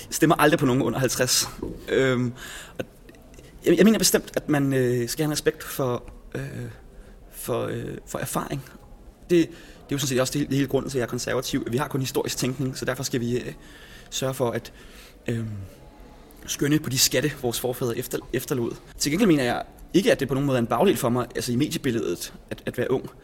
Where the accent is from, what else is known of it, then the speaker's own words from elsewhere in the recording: Copenhagen's western suburbs, Capital Region of Denmark, Denmark; Københavns Vestegn, hvor jeg er vokset op